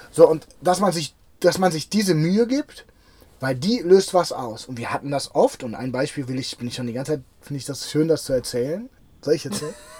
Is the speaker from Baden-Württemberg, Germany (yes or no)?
no; Cologne, North Rhine-Westphalia, Germany; meine Heimatstadt